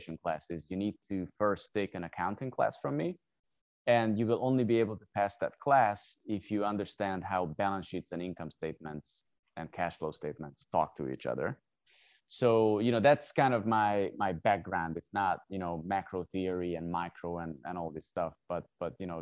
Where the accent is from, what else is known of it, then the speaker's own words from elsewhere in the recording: Hungary; moved away as an adult; also born or lived in South Korea; I'm originally from Hungary. So I started my education there.